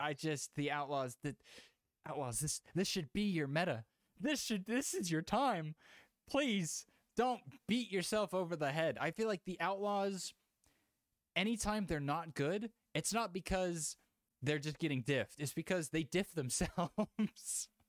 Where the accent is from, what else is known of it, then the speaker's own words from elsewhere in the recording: Houston, Texas, United States; It's only because I'm from Houston.